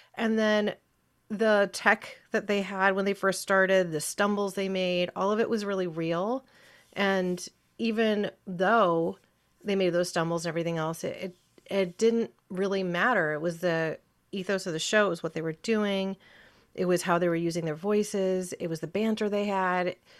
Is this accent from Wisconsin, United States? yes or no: no; Ashland, Oregon, United States; also born or lived in California; I'm a native Oregonian